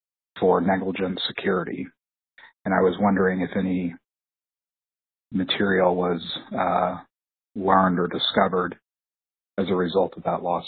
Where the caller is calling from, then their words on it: Atlanta, Georgia, United States; I'm calling from Atlanta.